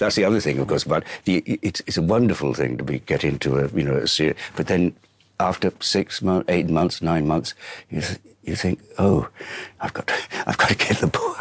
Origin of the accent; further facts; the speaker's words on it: Ireland; I am Irish